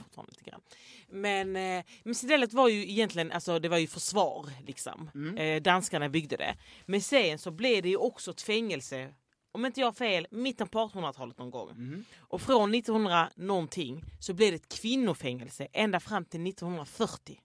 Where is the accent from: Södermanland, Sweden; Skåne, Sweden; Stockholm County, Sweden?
Skåne, Sweden; Landskrona; jag kommer ju från Landskrona